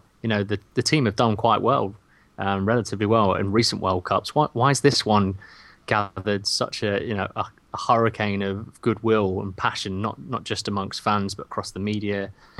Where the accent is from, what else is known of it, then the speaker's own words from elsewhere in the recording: England, United Kingdom; speaking as an English fan